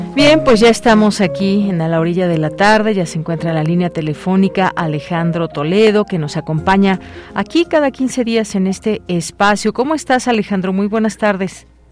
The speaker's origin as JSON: {"language": "Spanish", "country": "Mexico"}